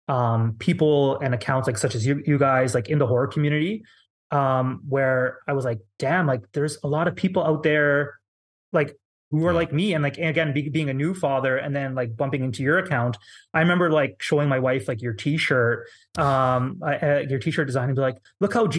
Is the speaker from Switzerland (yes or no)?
no; Canada; being Canadian